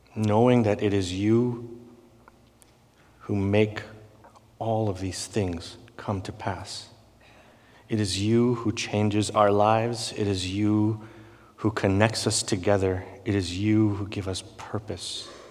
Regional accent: India; growing up in India

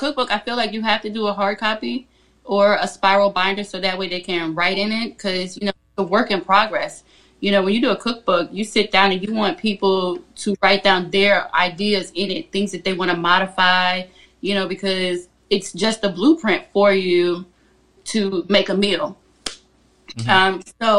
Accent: Virginia, United States; It is the country. I am south of Richmond.

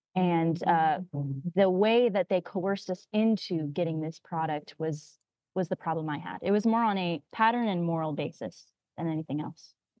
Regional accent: California, United States; I grew up in California

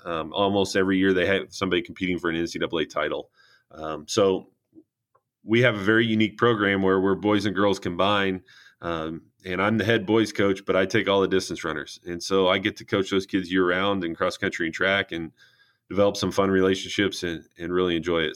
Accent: St. Joseph, Illinois, United States; I came back to uh, my hometown, St. Joe Ogden

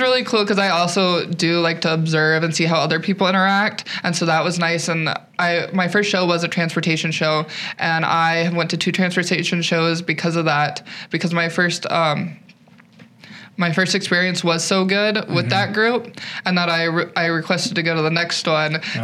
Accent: Eastern Montana, United States; moved away as an adult; now in South Dakota, United States; I'm originally from Eastern Montana

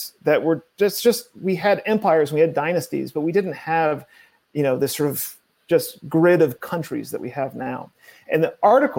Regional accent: Connecticut, United States; also born or lived in Chicago, Illinois / Tennessee; now in Los Angeles, United States; I was born in Chicago. I grew up a little bit in Tennessee. I mostly grew up in Connecticut. I studied in other places. I lived in other cities

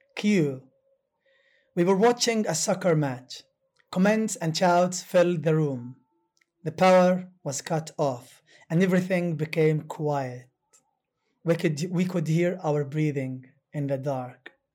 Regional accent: Gaza, Gaza Strip, Palestine; first language Arabic; English is a second language; also born or lived in Syracuse, United States; I am from Gaza

